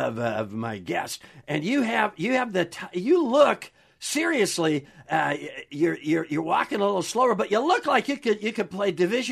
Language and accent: English; Wisconsin, United States; Because I grew up in Wisconsin, a Braves fan. That's how old I am.